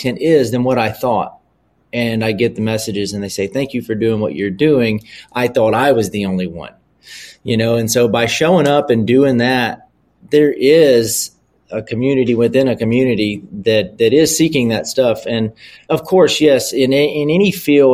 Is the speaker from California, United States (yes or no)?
no; Louisiana, United States; I'm from the South. I'm from Louisiana